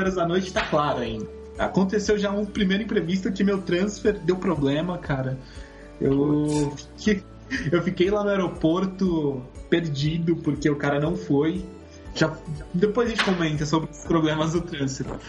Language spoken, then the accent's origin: Portuguese; São Paulo, Brazil; tenho 28 anos e sou de São Paulo.